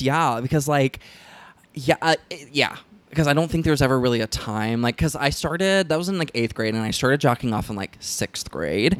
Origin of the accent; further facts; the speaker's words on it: the South, United States; moved away; I was raised in the South